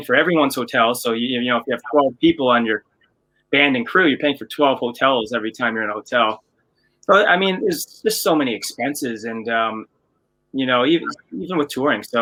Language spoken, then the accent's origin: English; Canada; we're Canadian and we didn't have MTV in Canada